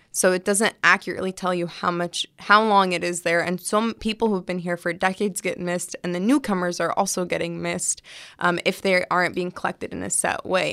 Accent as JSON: {"language": "English", "region": "California", "country": "United States", "tie": "born or raised there", "said": "my parents are Palestinian immigrants, but I was born here"}